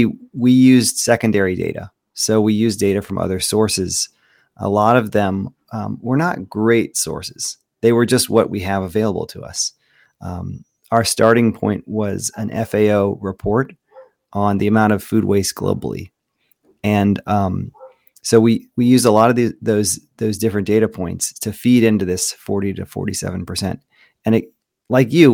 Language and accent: English; United States; I grew up on the Chesapeake Bay, farming oysters